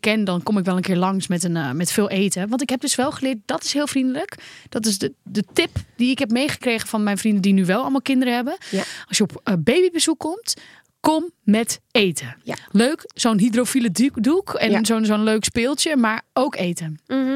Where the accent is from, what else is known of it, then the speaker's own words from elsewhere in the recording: Netherlands; Als Nederlanders